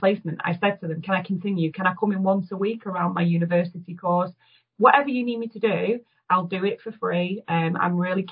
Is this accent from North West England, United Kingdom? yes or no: yes; Manchester, North West England, United Kingdom; as a Mancunian and someone that's worked in Greater Manchester a long time